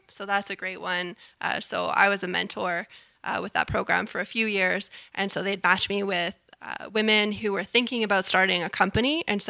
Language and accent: English; Canada; we have to stop being so Canadian and brag a little.